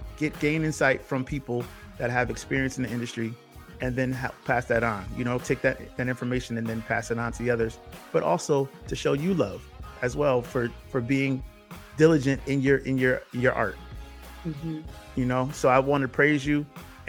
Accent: New Haven, Connecticut, United States; I was born in New Haven.

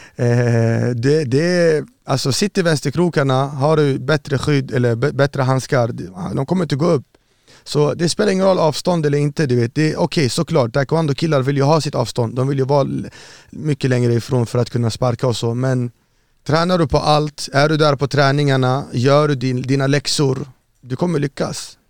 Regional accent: Örnsköldsvik, Västernorrland County, Sweden; also born or lived in Iraq / Saudi Arabia; jag växte upp i Övik, uppe i Norrland, Örnsköldsvik.

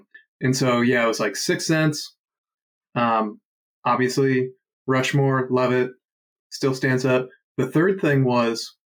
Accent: United Kingdom; Fuck the British, nice. Even though I'm British.

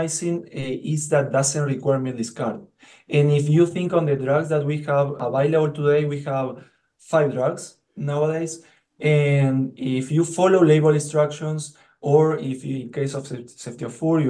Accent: Uruguay; moved away as an adult; also born or lived in New Zealand / Minnesota, United States; now in Michigan, United States; I'm originally from Uruguay

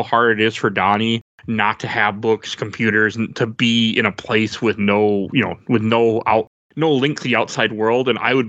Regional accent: Midwest, United States; we're from the Midwest.

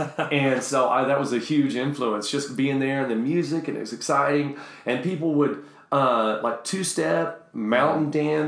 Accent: Knoxville, Tennessee, United States; now in Austin, United States; I grew up in Knoxville, Tennessee

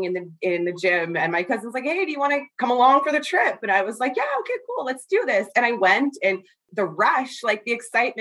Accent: Thunder Bay, Ontario, Canada; now in Winnipeg, Canada; I grew up in Fort William First Nation

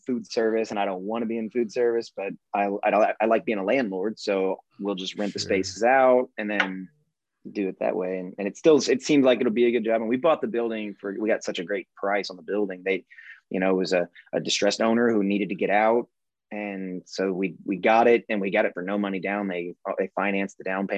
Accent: Evansville, Indiana, United States; now in Nashville, United States; I'm from Evansville, Indiana

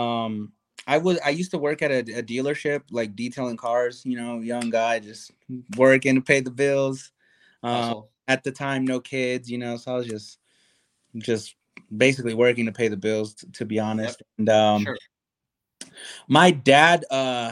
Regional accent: São Paulo, Brazil; moved away as an adult; also born or lived in United States; now in Denver, United States; I'm originally from Brazil, like, of course, like we're talking, but I came here to the U.S. When I was five, went back to Brazil when I was 12, and then when I was 19, I came back to the U.S.

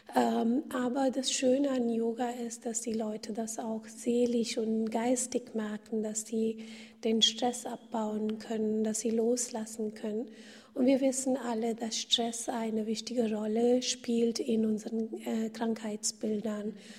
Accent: India; moved away; ich bin in Indien geboren und aufgewachsen

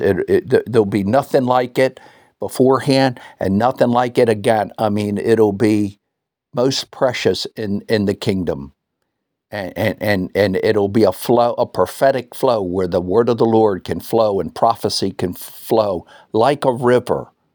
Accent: United States; now in New Zealand; being an American

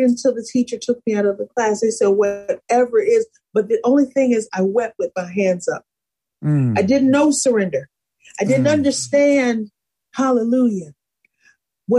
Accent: Buffalo, New York, United States; also born or lived in Salisbury, Maryland; I grew up in Buffalo by way of Salisbury, Maryland. So both places I call home

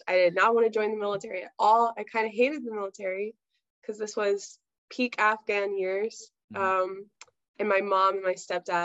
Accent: Virginia Beach, Virginia, United States; I'm from Virginia Beach, Virginia, and we're very much like a relaxed, like kind of surfer community, like a little beach community.

